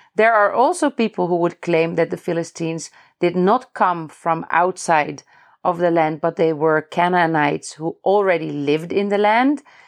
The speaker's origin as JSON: {"language": "English", "country": "Netherlands", "moved": "yes", "lives_now": "Palestine", "said": "I'm originally from the Netherlands"}